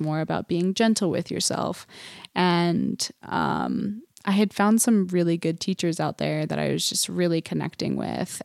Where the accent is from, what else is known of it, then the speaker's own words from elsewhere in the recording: Huntsville, Utah, United States; we grew up in Huntsville.